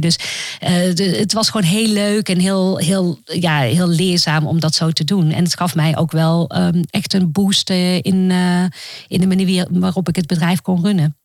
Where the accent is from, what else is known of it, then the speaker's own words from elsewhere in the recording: Roosendaal, North Brabant, Netherlands; moved away; also born or lived in Amsterdam / United States; ik ben opgegroeid in Roosendaal